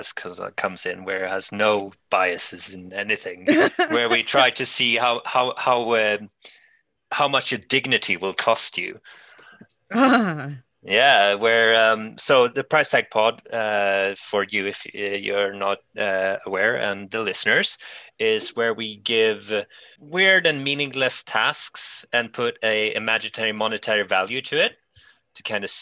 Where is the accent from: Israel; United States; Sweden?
Sweden; English is a second language; I'm European from Sweden